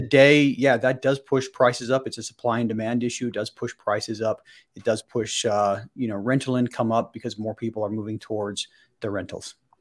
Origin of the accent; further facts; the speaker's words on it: Salt Lake City, Utah, United States; born and raised in, in the Salt Lake City area